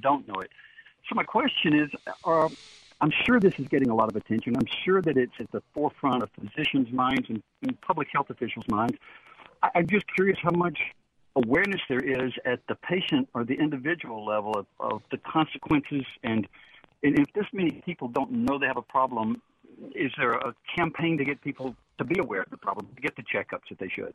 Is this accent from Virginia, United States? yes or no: no; Forest, Mississippi, United States; also born or lived in Magee, Mississippi; now in Dallas, United States; I'm a native Mississippi, and I grew up in Forest and was born in McGee